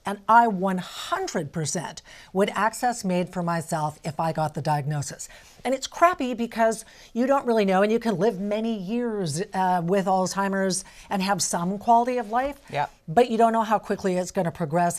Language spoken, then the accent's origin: English; Alberta, Canada; now in British Columbia, Canada; I'm from Alberta. That's kind of my home weather